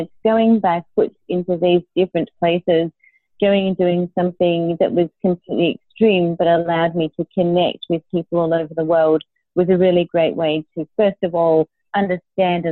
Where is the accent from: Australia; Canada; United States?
Australia; I grew up in Australia. My dad was Italian and my mum was Australian.